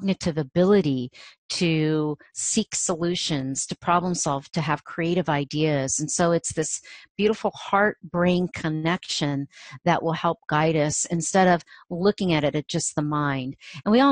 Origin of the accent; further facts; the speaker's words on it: Ohio, United States; moved away; my small community where I grew up in Ohio, a farming community